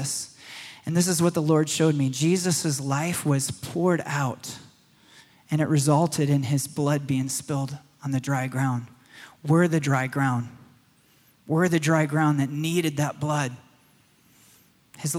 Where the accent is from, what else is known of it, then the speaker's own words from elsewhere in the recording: Michigan, United States; When I was a boy in the forests of Michigan, I grew up in Michigan